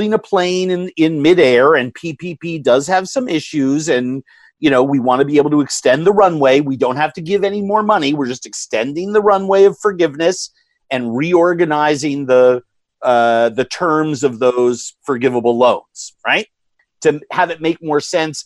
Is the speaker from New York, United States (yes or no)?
yes; New York, United States; Growing up in New York in a very progressive family